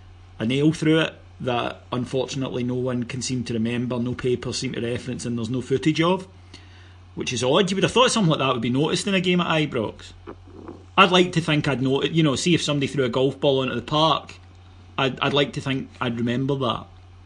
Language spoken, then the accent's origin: English; Cameroon; when I was growing up in Cameroon, I listened to the BBC World Service